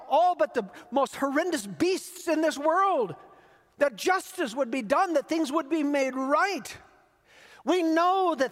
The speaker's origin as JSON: {"language": "English", "country": "United States", "said": "especially as American Christians."}